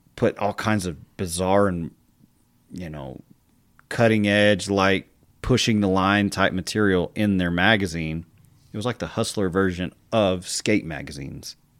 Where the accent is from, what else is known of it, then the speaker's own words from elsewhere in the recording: Texas Panhandle, United States; I'm from the Panhandle, that's home.